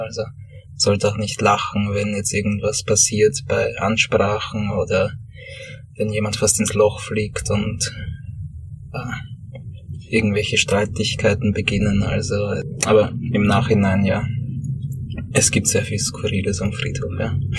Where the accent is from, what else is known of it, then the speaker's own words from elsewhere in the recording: Sommerein, Lower Austria, Austria; also born or lived in Höflein / Vienna; ich grabe an den Orten, wo ich aufgewachsen bin. In Sommerrhein hier, wo ich meine Kindheit verbracht habe